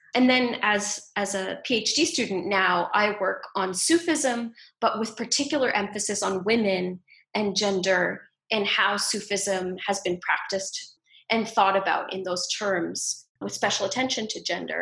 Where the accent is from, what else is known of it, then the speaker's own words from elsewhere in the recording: Ontario, Canada; also born or lived in Ottawa / Toronto; So I grew up in a small town in Ontario, in Canada